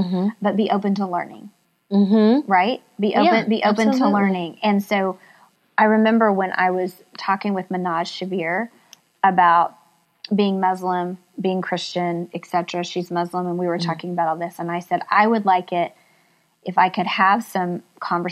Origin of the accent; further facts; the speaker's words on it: Oklahoma, United States; moved away; also born or lived in Kansas City; I was raised in Oklahoma in a small town.